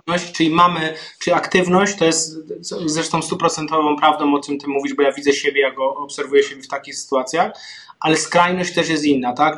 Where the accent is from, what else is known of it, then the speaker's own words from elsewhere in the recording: Zabłocie, Silesian Voivodeship, Poland; Ja pochodzę z Zabłocia, z takiej małej wsi, koło strumienia, koło pszczyny, więc moje rodzinne strony